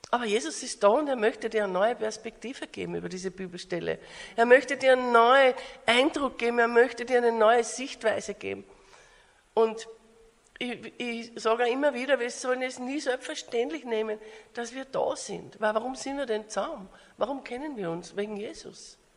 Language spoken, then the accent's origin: German; Austria; now in Australia; äh, bin eine Österreicherin und lebe aber in Australien.